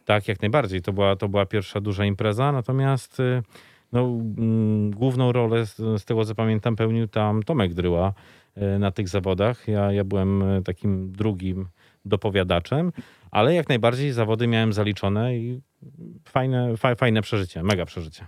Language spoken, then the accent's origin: Polish; Lublin, Lublin Voivodeship, Poland; jako mały chłopiec e, czekałem w niedzielę już e, pod blokiem na lubelskich LSM-ach